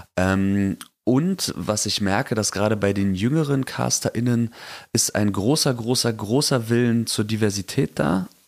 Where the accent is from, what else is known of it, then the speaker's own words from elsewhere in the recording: East Germany, Germany; ich bin Ossi